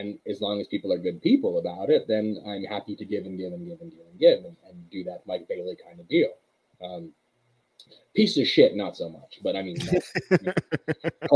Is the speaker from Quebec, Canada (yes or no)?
yes; Montreal, Quebec, Canada; Being from Montreal